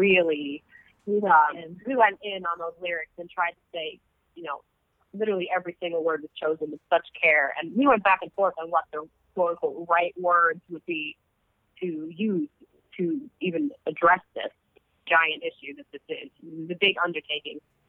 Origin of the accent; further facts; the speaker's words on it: United States; as Muslim American Arab women in the Trump administration